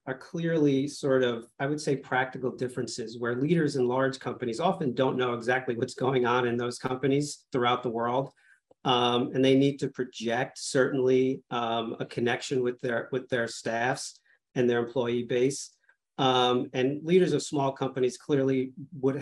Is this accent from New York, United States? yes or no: no; Old Bridge, New Jersey, United States; I grew up in New Jersey in Old Bridge, Central Jersey